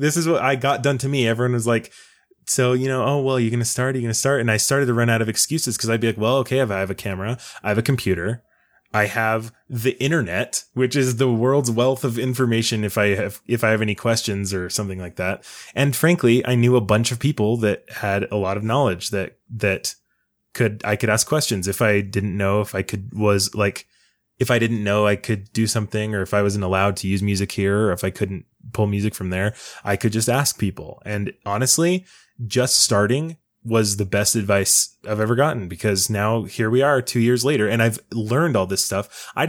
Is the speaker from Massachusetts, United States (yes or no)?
no; West Jordan, Utah, United States; I'm from West Jordan.